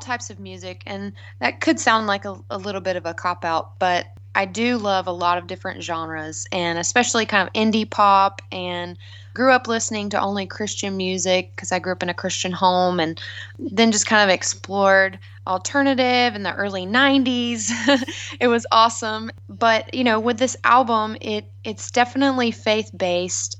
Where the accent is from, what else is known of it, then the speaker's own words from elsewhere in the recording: South Carolina, United States; I grew up in South Carolina in a small hometown.